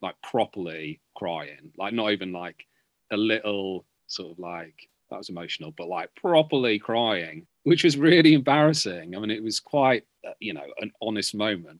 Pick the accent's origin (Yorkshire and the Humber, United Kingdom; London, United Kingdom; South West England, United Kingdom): Yorkshire and the Humber, United Kingdom; Beverley; moved away; I'm from Beverley, just outside Hull, a town outside Hull